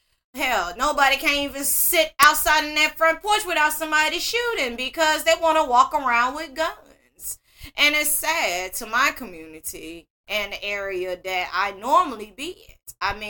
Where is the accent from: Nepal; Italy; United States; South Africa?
United States; Greenville, Mississippi; Now, I am a born and raised Mississippian, for those that don't know. I was born in Greenville on the east side.